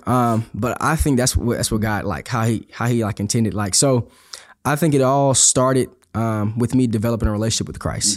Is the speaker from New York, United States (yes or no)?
no; Houston, Texas, United States; I'm from Houston, Texas, uh, born and raised